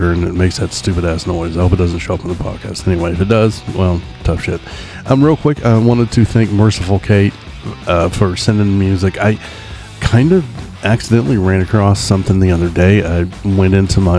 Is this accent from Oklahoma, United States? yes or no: yes; Oklahoma City, Oklahoma, United States; also born or lived in East Coast, United States; I live in Oklahoma City. I've lived here basically my whole life